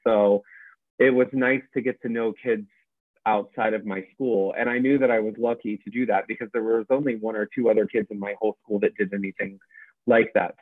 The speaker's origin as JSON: {"language": "English", "region": "Northeast Ohio", "country": "United States", "tie": "born or raised there", "also_born_or_lived": "Dayton, Ohio", "moved": "as an adult", "lives_now": "New York, United States", "said": "I grew up in Northeast Ohio, like Akron, Cleveland area"}